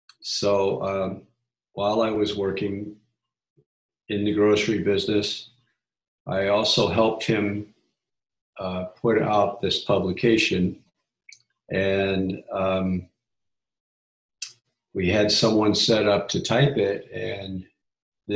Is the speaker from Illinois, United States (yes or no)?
yes; Chicago, Illinois, United States; I was born in Chicago, almost downtown, at what is now Northwestern